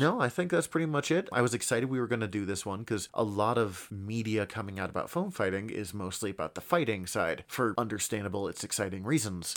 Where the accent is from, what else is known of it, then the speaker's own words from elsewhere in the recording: United States; growing up in America